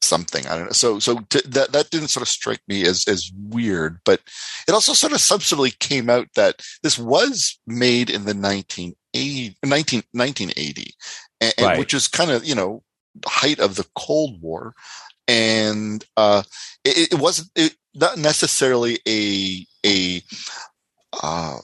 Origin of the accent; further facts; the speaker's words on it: Canada; moved away as an adult; I moved away from Canada for like 8 years and then came back